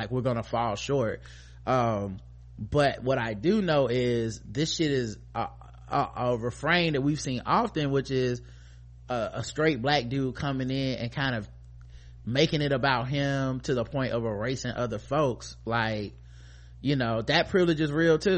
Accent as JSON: {"language": "English", "country": "United States", "said": "being an American"}